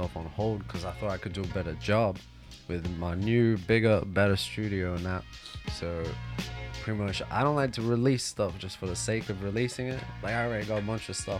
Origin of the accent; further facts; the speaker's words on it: South Africa; also born or lived in United Kingdom / Australia; now in Tokyo, Japan; I grew up in South Africa